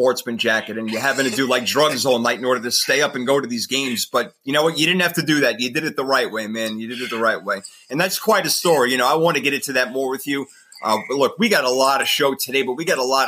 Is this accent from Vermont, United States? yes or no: no; New York, United States; I'm from New York